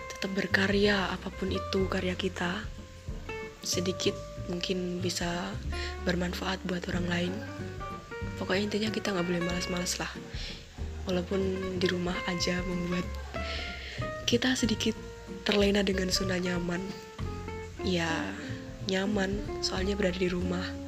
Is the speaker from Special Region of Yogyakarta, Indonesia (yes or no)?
yes; Yogyakarta, Special Region of Yogyakarta, Indonesia; accent: medok (Javanese); aku ngomongnya agak medok soalnya Kebetulan saya berasal dari Jogja